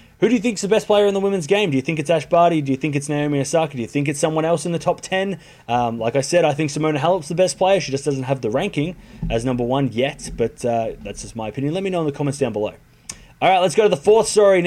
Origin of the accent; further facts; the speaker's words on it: Australia; as an Australian